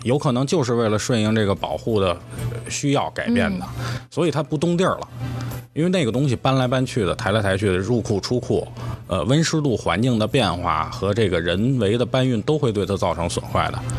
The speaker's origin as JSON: {"language": "Chinese", "country": "China", "said": "作为中国人"}